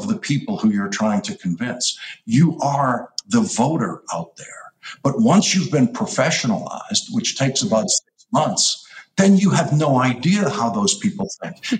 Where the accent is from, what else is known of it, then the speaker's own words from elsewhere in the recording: Boston, Massachusetts, United States; I'm from Boston